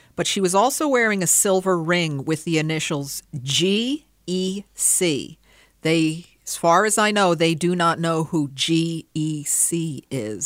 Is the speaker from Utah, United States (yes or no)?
no; Pearl River, New York, United States; born and raised in Pearl River